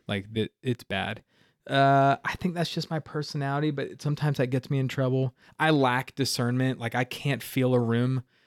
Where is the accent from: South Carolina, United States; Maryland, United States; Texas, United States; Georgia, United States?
South Carolina, United States; Simpsonville; also born or lived in Miami, Florida; Greenville, you know, like I was saying, it's, it's all I've ever known. So to do ministry in my hometown